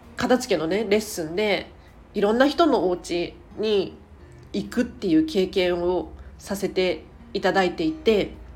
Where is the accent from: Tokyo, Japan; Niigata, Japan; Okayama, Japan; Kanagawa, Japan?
Tokyo, Japan; 東京生まれ東京育ちで